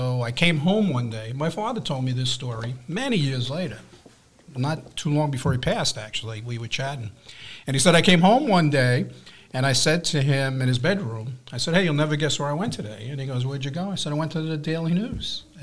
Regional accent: East Meadow, New York, United States; also born or lived in Bronx, New York / Queens, New York; I was born in the Bronx. We spent a few years in Queens, I grew up in Nassau in East Meadow

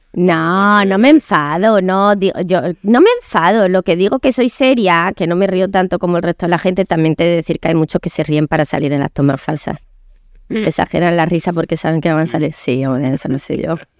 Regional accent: Córdoba, Andalusia, Spain; moved away; also born or lived in London / Madrid; yo nací en Córdoba, una niña muy feliz

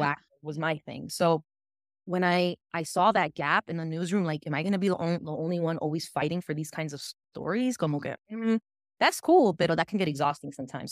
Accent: West New York, New Jersey, United States; I grew up in West New York, New Jersey, y aquí es, dominan los latinos

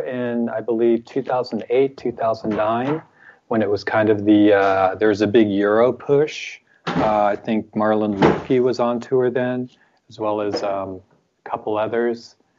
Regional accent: United States; now in France; speaking as an American

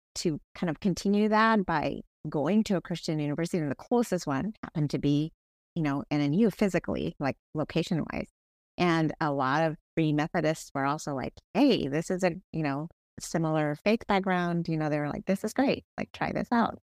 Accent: Bangladesh; now in Kent, United States; I was born in Bangladesh

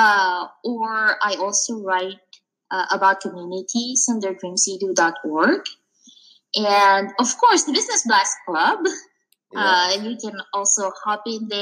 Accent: Philippines; moved away; I came from the Philippines, and I grew up in a culture

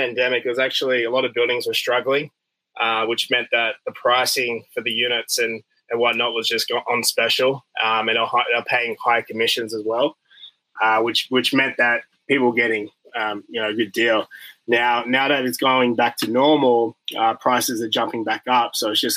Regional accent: Brisbane, Queensland, Australia; moved away as an adult; also born or lived in Las Vegas / Chicago; now in United States; I'm from Brisbane, Australia, and I've been in America for the past

